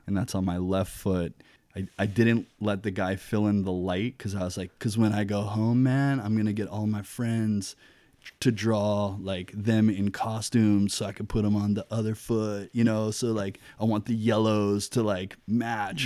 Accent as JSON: {"language": "English", "town": "Kailua", "region": "Hawaii", "country": "United States", "tie": "born or raised there", "also_born_or_lived": "Gainesville, Florida / Big Island, Hawaii / Seattle", "moved": "as an adult", "said": "I grew up in Kailua in Oahu"}